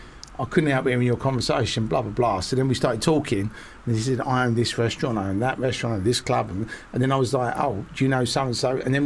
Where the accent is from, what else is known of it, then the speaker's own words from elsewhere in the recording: United Kingdom; I'm a British filmmaker and I come from nothing